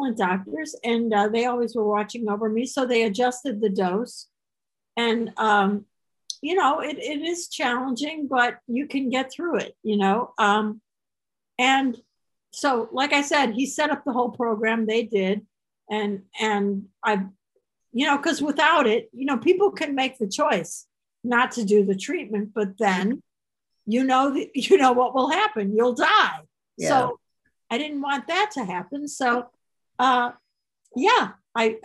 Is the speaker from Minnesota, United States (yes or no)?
no; Chicago, Illinois, United States; moved away; I am from Chicago